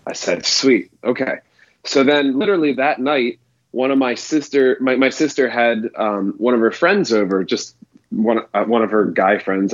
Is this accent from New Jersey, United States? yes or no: no; Baltimore, Maryland, United States; also born or lived in South Carolina; now in Orlando, United States; so I am in Orlando, Florida. I'm just outside of Orlando, but I'm from Baltimore, Maryland originally